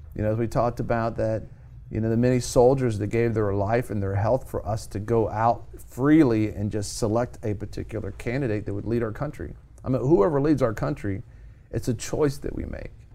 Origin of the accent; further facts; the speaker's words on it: United States; born in America